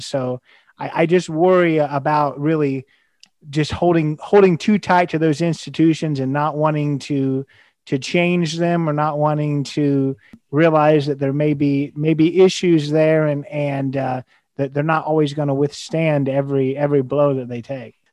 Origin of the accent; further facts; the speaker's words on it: United States; as an American